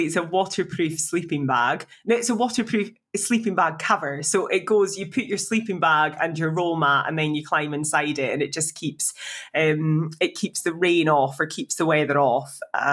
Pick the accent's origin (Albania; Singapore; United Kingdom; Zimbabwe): United Kingdom; Scotland; I'm from Scotland.